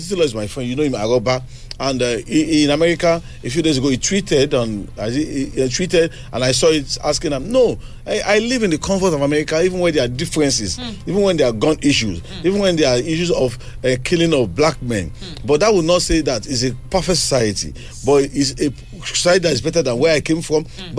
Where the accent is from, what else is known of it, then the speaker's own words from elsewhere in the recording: Yorubaland, Nigeria; Growing up, I always see myself as a Nigerian, even before I think I'm a Yoruba person.